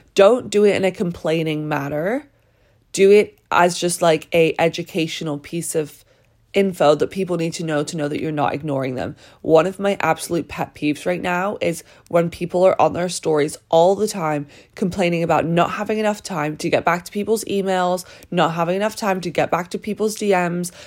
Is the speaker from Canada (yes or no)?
no; British / England, United Kingdom; moved away; my culture of being British